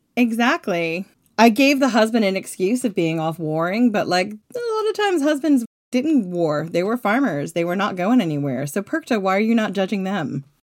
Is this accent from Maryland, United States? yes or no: no; Long Island, New York, United States; I grew up on Long Island.